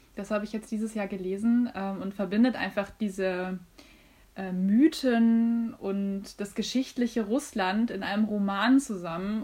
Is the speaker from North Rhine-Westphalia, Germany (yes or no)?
yes; North Rhine-Westphalia, Germany; bei uns in NRW